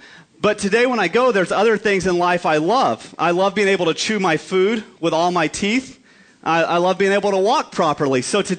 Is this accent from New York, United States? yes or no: no; New Mexico, United States; moved away; growing up in New Mexico, we bordered two states that were important, Texas and Colorado. We also bordered Arizona